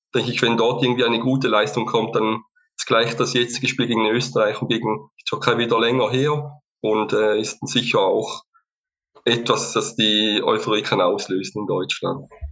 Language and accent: German; Lake Constance region, Eastern Switzerland, Switzerland; ich komme auch aus der Schweiz, bin ebenfalls äh, Unterstützer des FC St. Gallen, äh, komme auch aus der Ostschweiz, Bodenseeregion